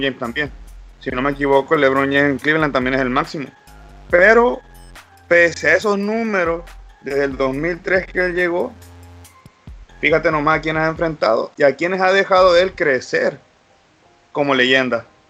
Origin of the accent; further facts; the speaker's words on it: Baja California Sur, Mexico; Soy de Baja California